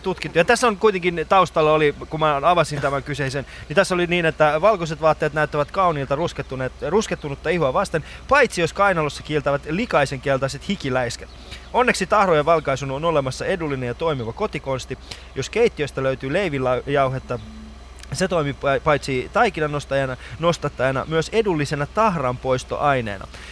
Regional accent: Kuopio, North Savo, Finland; mä oon Kuopiosta nimenomaisesti

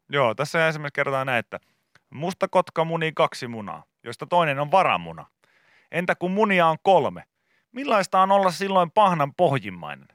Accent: Pori, Satakunta, Finland; Meillä Porissa

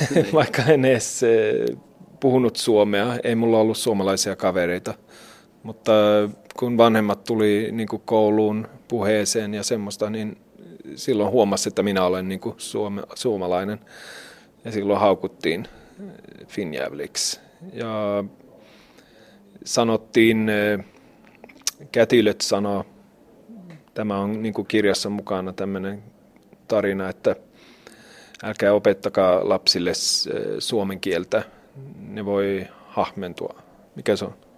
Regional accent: Sweden; mä oon ruotsalainen

